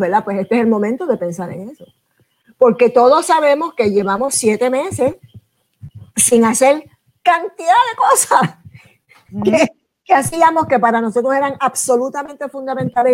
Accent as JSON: {"language": "Spanish", "country": "Puerto Rico", "said": "mi país"}